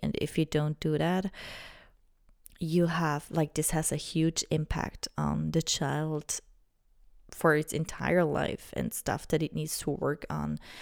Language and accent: English; Switzerland; I'm from Switzerland